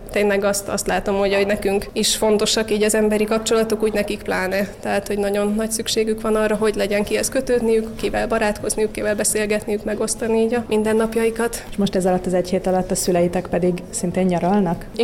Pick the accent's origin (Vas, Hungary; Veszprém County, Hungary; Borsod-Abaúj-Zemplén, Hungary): Vas, Hungary; moved away as an adult; now in Budapest, Hungary; a családunk vidéken lakik Vas megyében, onnan származunk, Orsi ott él a szüleinkkel együtt, de én meg Budapesten dolgozom, itt lakom